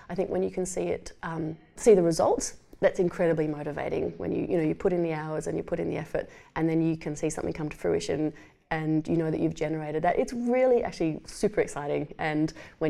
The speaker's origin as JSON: {"language": "English", "region": "Tasmania", "country": "Australia", "tie": "born or raised there", "also_born_or_lived": "Canberra", "moved": "yes", "lives_now": "Adelaide, Australia", "said": "I grew up in Tasmania and worked mainly in Canberra"}